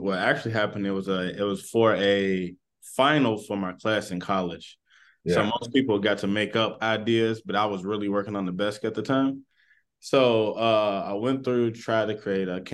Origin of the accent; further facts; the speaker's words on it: Lexington, Kentucky, United States; also born or lived in Louisville, Kentucky / Ohio; I'm originally from Lexington, but I've been in this like region majority of my high school and below life.